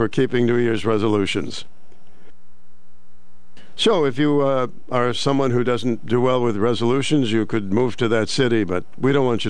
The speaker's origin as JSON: {"language": "English", "town": "Roxbury", "region": "Massachusetts", "country": "United States", "tie": "born or raised there", "said": "I grew up in the Roxbury, Massachusetts, and I lived, believe it or not, in a street. I was the only little boy there, and the rest were girls."}